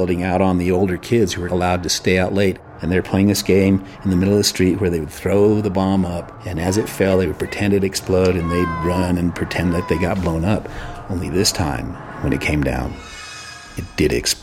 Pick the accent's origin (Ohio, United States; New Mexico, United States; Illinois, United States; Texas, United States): New Mexico, United States; Los Alamos; when I was a young boy growing up in Los Alamos